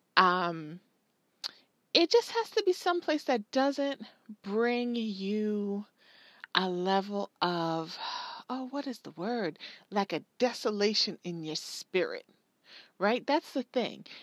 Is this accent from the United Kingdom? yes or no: no; Jamaica; I'm Jamaican.